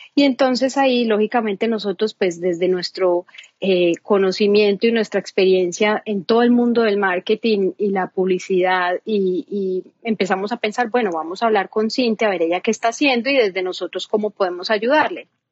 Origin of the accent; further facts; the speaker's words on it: Medellín, Antioquia, Colombia; soy colombiana, soy de Medellín